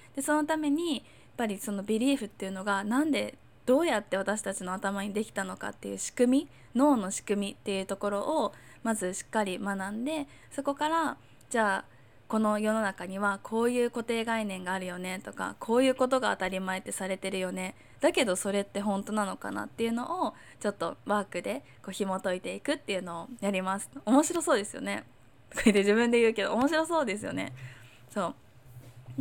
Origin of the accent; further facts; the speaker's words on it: Chiba, Japan; also born or lived in Tokyo / Hong Kong; now in Miyakojima, Japan; 私は千葉とかに生まれて、千葉に生まれて、東京とかに住んで、香港とかにもいた